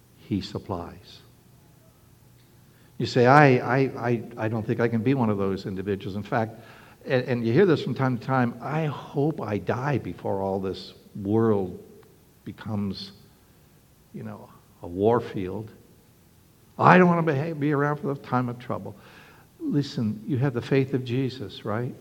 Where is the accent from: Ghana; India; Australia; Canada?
Canada; now in Norfolk, United States; When I was a young boy, young lad growing up in Canada